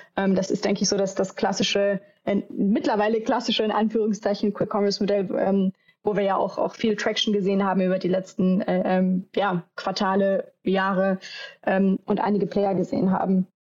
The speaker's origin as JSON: {"language": "German", "town": "Düsseldorf", "region": "North Rhine-Westphalia", "country": "Germany", "said": "ich komme hier ursprünglich aus Düsseldorf im Rheinland"}